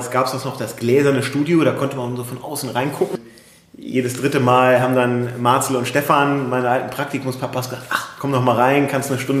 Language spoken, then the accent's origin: German; Hamburg, Germany; Ich komme aus Hamburg